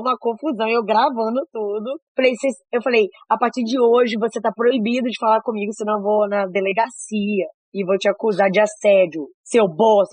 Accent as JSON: {"language": "Portuguese", "area": "Capixaba", "region": "Espírito Santo", "country": "Brazil", "said": "como capixabas"}